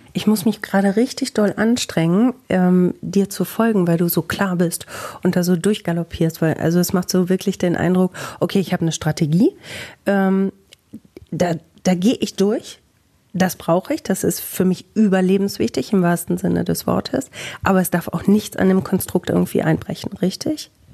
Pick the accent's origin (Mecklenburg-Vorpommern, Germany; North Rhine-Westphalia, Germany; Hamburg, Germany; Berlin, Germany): North Rhine-Westphalia, Germany; Bielefeld